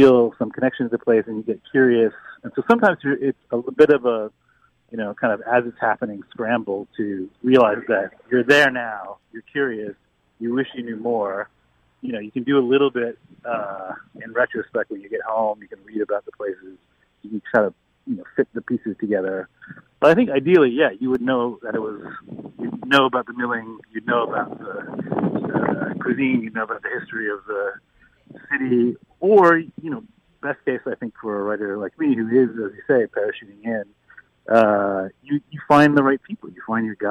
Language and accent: English; Louisville, Kentucky, United States; I'm from the Midwest, I'm from Louisville, Kentucky